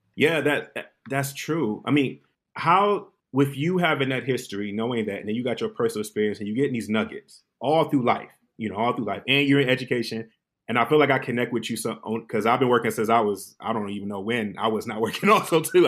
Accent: Detroit, Michigan, United States; I'm born and raised in Detroit, but my family migrated from South Carolina, Columbia, Newberry

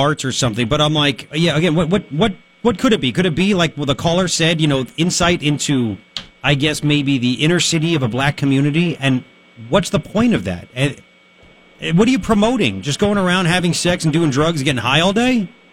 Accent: Long Island, New York, United States; growing up on Long Island, when I did

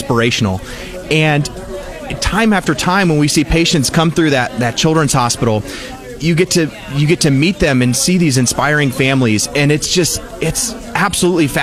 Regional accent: Jefferson City, Missouri, United States; I grew up in Jefferson City, just down the road

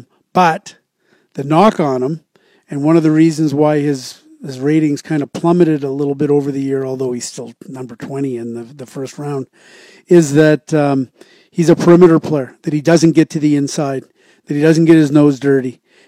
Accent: Whitby, Ontario, Canada; I'm from Whitby, of course.

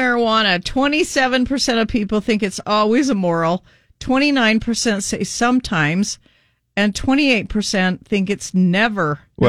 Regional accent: Kaysville, Utah, United States; born or raised there

